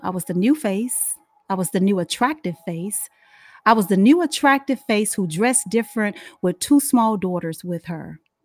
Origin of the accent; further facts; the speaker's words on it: Dallas, Texas, United States; moved away as an adult; now in Charlotte, United States; I'm from Dallas, Fort Worth